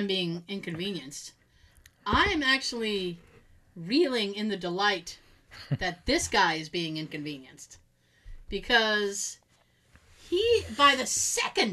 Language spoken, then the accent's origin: English; Boston, Massachusetts, United States; accent: Bostonian; I never sounded more Bostonian than I just said.